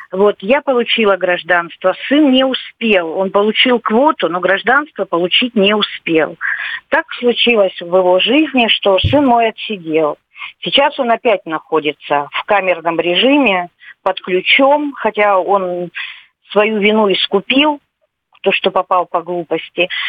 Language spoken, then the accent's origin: Russian; Ukraine; moved away as an adult; also born or lived in Lviv, Ukraine; now in Russia; мы родились на Украине